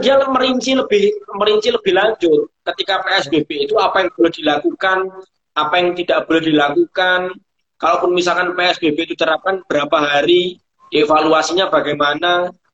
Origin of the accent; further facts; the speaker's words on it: Purworejo, Central Java, Indonesia; di daerah saya, di daerah Purworejo